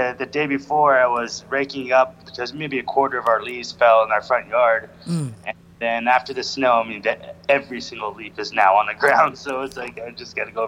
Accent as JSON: {"language": "English", "town": "Idaho Springs", "region": "Colorado", "country": "United States", "tie": "born or raised there", "also_born_or_lived": "Chicago / Westminster, Colorado / Denver", "said": "I grew up in Idaho Springs, which is a small mountain town."}